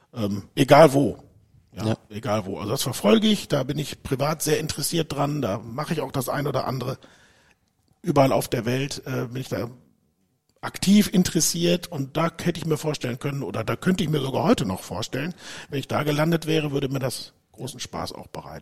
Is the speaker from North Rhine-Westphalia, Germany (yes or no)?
yes; Dortmund, North Rhine-Westphalia, Germany; moved away as an adult; also born or lived in United States; ich bin ein Dortmunder Junge, bin geboren in Dortmund